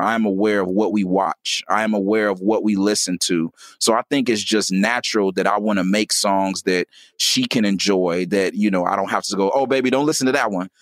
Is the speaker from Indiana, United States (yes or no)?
yes; Gary, Indiana, United States; I was born in Gary, Indiana